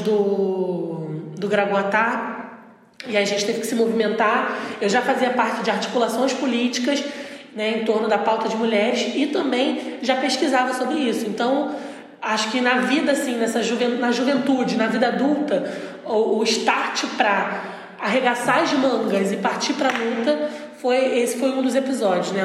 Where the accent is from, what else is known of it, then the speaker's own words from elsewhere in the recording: Araruama, Rio de Janeiro, Brazil; moved away as an adult; now in Niterói, Brazil; em Araruama, que foi onde eu cresci